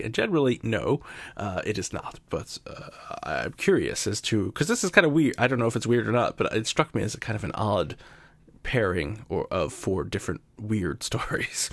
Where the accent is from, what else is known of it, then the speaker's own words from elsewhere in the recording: Yonkers, New York, United States; I was born and raised in New York, uh, right outside of New York City in a town called Yonkers